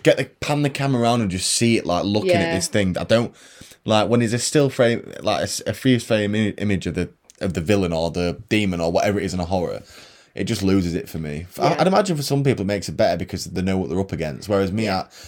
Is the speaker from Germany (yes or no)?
no; United Kingdom; we're British